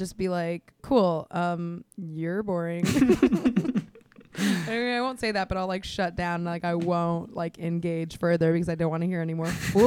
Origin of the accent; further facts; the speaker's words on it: Miami, Florida, United States; I am from Miami.